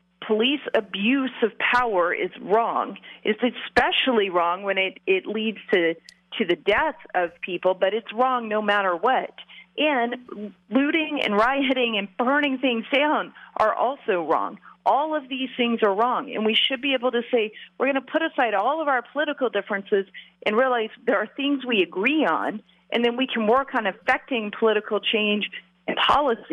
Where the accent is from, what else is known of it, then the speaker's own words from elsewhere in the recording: Georgia, United States; also born or lived in suburban Atlanta area; I'm from Georgia